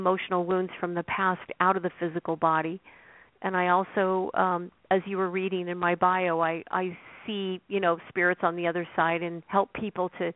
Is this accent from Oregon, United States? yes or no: yes; Oregon, United States; I grew up in Oregon, and I grew up on a farm.